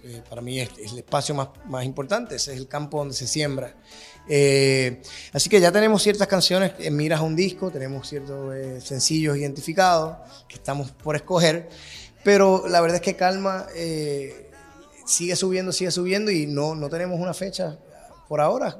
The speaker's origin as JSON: {"language": "Spanish", "country": "Puerto Rico", "moved": "yes", "said": "somos dos boricuas que vivimos fuera de la isla"}